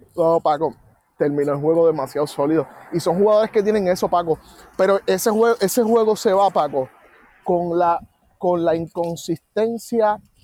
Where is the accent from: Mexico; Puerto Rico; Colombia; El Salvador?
Puerto Rico; como puertorriqueños